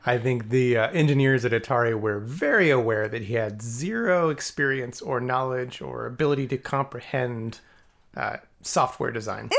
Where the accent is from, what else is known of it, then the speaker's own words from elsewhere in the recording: Alamogordo, New Mexico, United States; I grew up in Alamogordo